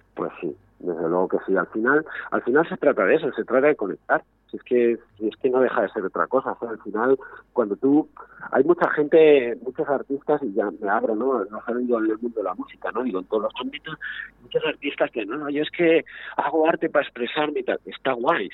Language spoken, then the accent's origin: Spanish; Madrid, Community of Madrid, Spain; moved away as an adult; now in Segovia, Spain; no soy de Segovia, nacido en Segovia, llevo hace unos años viviendo, yo, vengo de Madrid